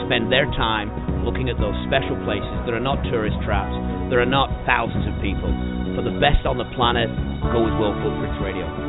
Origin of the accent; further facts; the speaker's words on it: Malaysia; moved away; I grew up in Malaysia